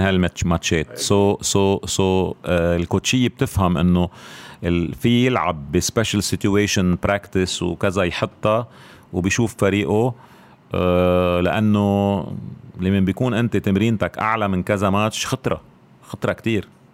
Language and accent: Arabic; Beirut, Beirut Governorate, Lebanon; الاشرفيه يعني هيدي مدينتي